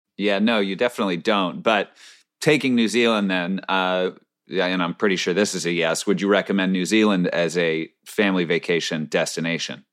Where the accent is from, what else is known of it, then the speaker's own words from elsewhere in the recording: Northeast, United States; we're from the Northeast